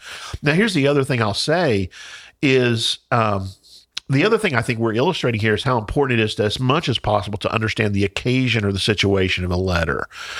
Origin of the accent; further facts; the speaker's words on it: Indiana, United States; I call it Philemon because I'm from Southern Indiana.